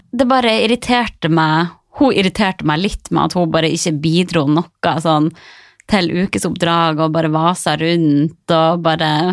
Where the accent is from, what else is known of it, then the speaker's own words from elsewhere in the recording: Harstad, Troms, Norway; moved away as an adult; now in Oslo, Norway; reise fra trygge, lille Harstad